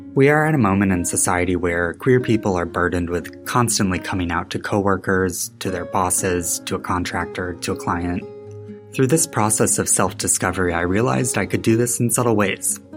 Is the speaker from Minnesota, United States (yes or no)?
no; West Michigan, United States; moved away as an adult; now in Chicago, United States; Growing up in West Michigan meant I wasn't really exposed to role models with diverse identities